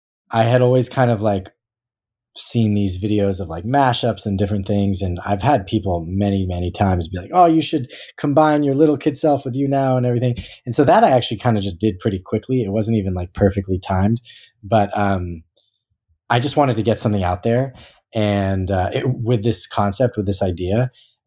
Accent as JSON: {"language": "English", "town": "Newton", "region": "Massachusetts", "country": "United States", "tie": "born or raised there", "said": "I grew up kind of in the East Coast of Newton, Massachusetts with a lot of people are from Newton that you wouldn't expect"}